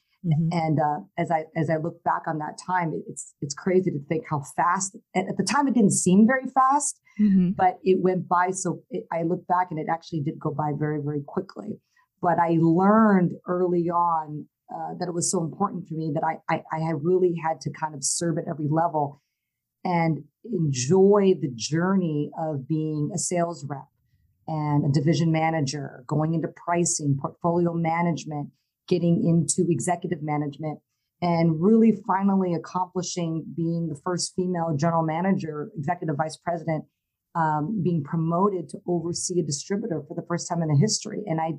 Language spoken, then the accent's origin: English; Hawaii, United States; And at the time, I was raised in Hawaii. So I came to Hawaii right before my 17th birthday and spent some time there.